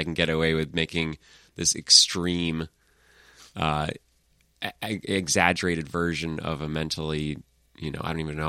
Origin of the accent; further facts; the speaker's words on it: Maine, United States; I grew up in Maine, with a very conservative father and no diversity in the state at all.